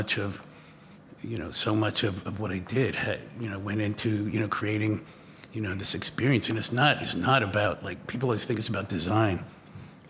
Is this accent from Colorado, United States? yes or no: no; New York, United States; I was growing up in New York